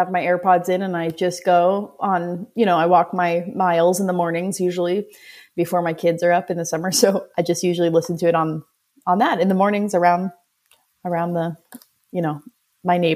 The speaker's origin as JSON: {"language": "English", "area": "Orange County", "region": "California", "country": "United States", "also_born_or_lived": "Logan, Utah", "moved": "as an adult", "lives_now": "St. George, United States", "said": "currently live in southern Utah, in St. George. Um, I'm originally from Orange County, California. Um, my family still lives there"}